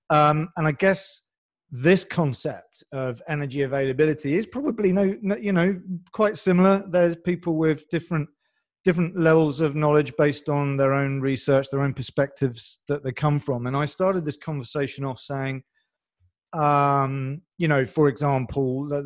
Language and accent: English; France; English is a second language; also born or lived in England; I know my accent. We talked about this offline, but I'm basically French